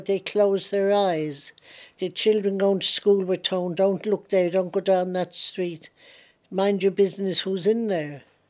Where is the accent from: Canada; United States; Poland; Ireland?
Ireland; now in London, United Kingdom; I still look on Ireland as my home. I am an Irish patriot.